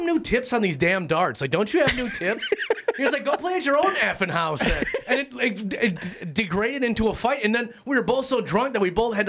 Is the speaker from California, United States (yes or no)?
no; Minneapolis, Minnesota, United States; I grew up in North Minneapolis, which is a pretty rough area.